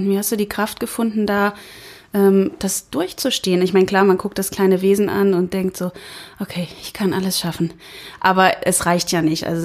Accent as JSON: {"language": "German", "region": "Berlin", "country": "Germany", "also_born_or_lived": "Cologne", "moved": "as an adult", "said": "ich bin Berlinerin mhm. ähm, und ich hatte auch noch nie woanders gelebt."}